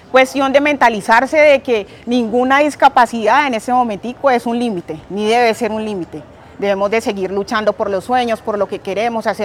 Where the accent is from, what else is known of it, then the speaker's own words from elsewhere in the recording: Puerto Tejada, Cauca, Colombia; now in Jamundí, Colombia; Soy de Puerto Tejada, Cauca y actualmente resido en el municipio de Jamundí.